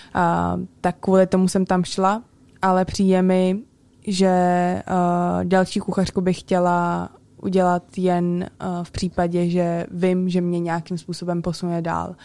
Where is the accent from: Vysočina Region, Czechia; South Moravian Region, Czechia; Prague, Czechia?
Prague, Czechia; já jsem se narodila v Praze a vyrůstala jsem celý život v Praze a celá moje rodina uh, je na Slovensku pořád